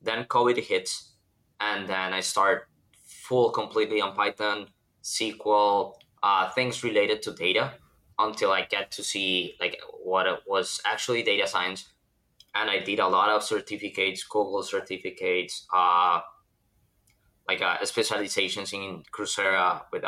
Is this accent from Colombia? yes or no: yes; Colombia; moved away as an adult; now in United States; I'm from Colombia